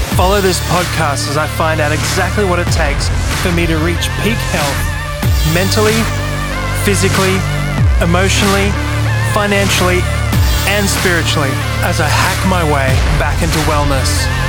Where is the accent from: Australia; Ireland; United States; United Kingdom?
Australia; Brisbane, Queensland; I grew up in Brisbane